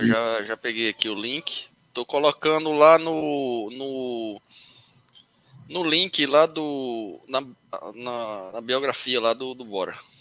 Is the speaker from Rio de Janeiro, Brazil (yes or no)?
no; Recife, Pernambuco, Brazil; moved away as an adult; now in Itararé, Brazil; eu sou de Recife